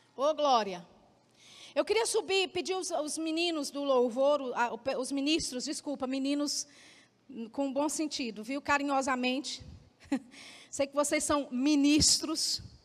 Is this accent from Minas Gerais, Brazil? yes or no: yes; Belo Horizonte, Minas Gerais, Brazil; now in Campina Grande, Brazil; eu sou mineira, sou de lá de BH